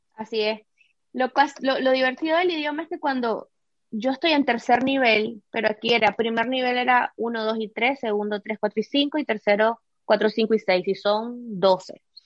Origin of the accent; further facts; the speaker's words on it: Nicaragua; moved away as an adult; vengo de Nicaragua y Nicaragua es un país así, es súper soleado